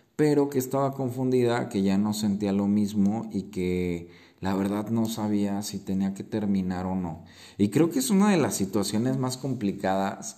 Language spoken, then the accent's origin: Spanish; Mexico; como mexicanos o latinos creo que tenemos el fuego y la fiesta en la sangre